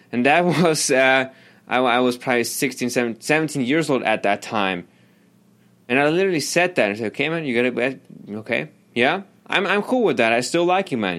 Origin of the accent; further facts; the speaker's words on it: Germany; moved away; I grew up in Germany